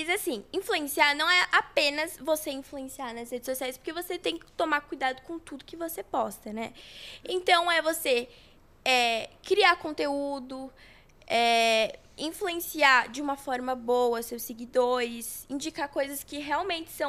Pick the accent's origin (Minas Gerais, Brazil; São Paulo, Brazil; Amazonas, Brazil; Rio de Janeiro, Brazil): São Paulo, Brazil; Guarulhos; born there; Mas eu nasci em Guarulhos, sou guarulhense.